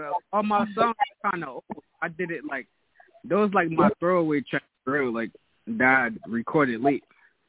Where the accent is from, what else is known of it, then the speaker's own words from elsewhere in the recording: Newark, New Jersey, United States; Oh, you know, Brick City, New Jersey.